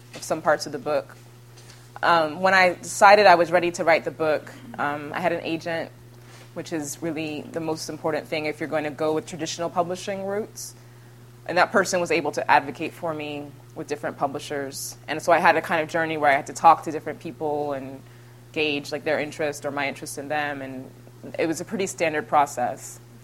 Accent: Houston, Texas, United States; moved away as an adult; now in New York, United States; growing up in Houston, where you're, you're in the backseat of a car, experiencing the city

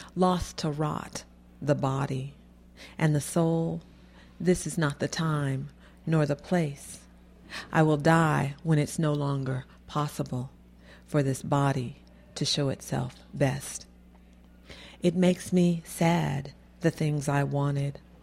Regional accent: Florida, United States; moved away; I'm from Florida. I'm originally from Florida

